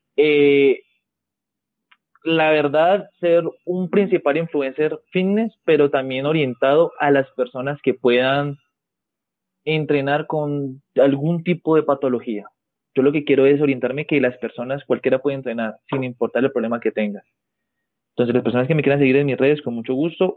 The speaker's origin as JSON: {"language": "Spanish", "country": "Colombia", "said": "el indicativo en mi país sería más 57"}